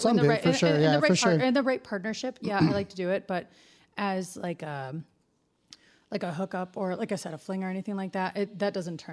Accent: Detroit, Michigan, United States; I'm from Detroit

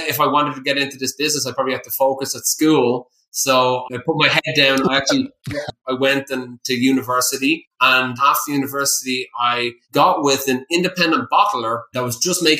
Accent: County Wicklow, Ireland; moved away as an adult; also born or lived in Atlanta; set up a small craft distillery in County Wicklow, where I'm from. I'm a local boy there

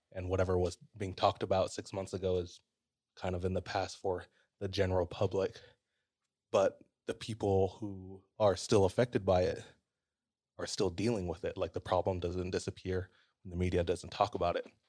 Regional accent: Hawaii, United States; how long we've been here as a Hawaiian

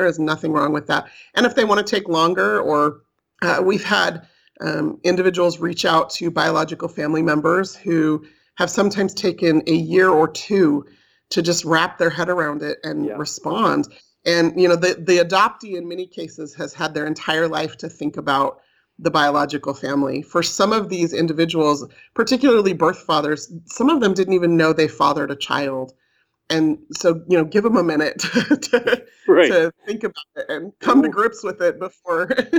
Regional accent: California, United States; moved away as an adult; now in Utah, United States; Like I mentioned, I was raised in California, and I moved to Utah after I finished college to work here for Brigham Young University.

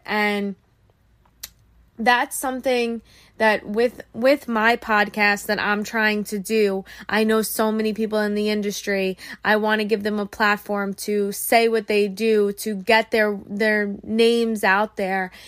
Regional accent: Long Island, New York, United States; I'm from Long Island. I grew up my whole life on Long Island, New York.

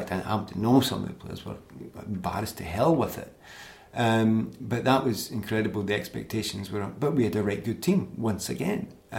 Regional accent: Glasgow, Scotland, United Kingdom; moved away as an adult; I come from East End of Glasgow. My family are all Celtic supporters. And some of them would have been supporting Ireland, not Scotland.

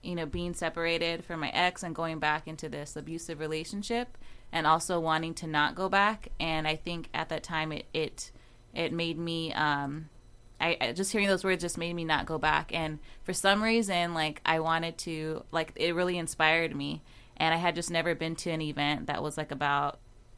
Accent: Oxnard, California, United States; now in Las Vegas, United States; I'm originally from Oxnard. I live in Vegas now.

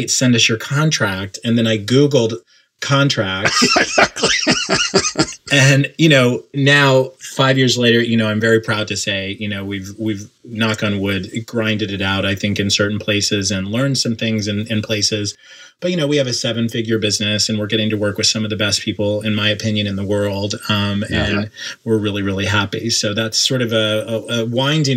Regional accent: Oklahoma, United States; moved away as an adult; also born or lived in New York City; I grew up in Oklahoma and then moved to New York City in 1998

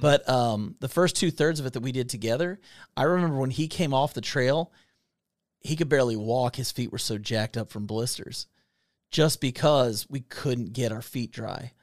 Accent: Kentucky, United States; We are two idiots from Kentucky

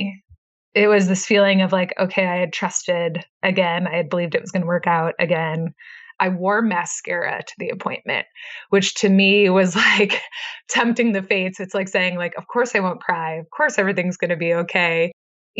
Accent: Midwest, United States; now in Idaho, United States; I grew up in the Midwest

